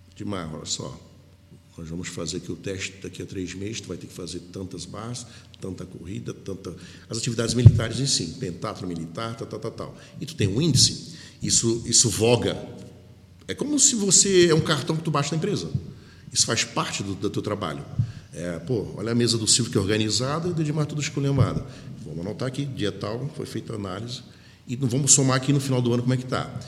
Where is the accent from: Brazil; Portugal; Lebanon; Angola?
Brazil; Rio de Janeiro; moved away; eu sou do Rio de Janeiro